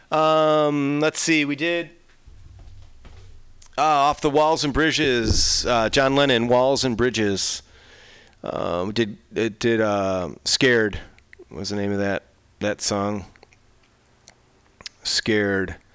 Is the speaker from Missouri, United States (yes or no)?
no; Chicago, Illinois, United States; I grew up in Chicago and I was a Cubs fan for, still am so it was uh, it was fun to watch.